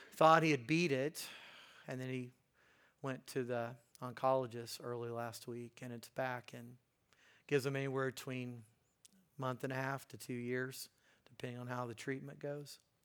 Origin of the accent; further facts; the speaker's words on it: Hagerstown, Indiana, United States; I grew up in Hagerstown, Indiana.